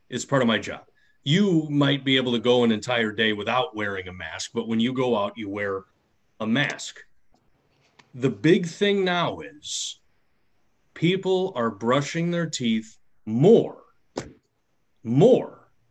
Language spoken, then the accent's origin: English; Midwest, United States; I was raised in the Midwest where Kraft taught me everything about Italian food